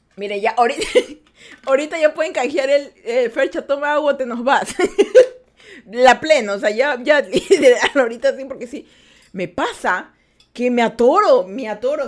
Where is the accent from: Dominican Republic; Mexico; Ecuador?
Ecuador; yo menciono mucho que soy de Ecuador. Vivimos en Ecuador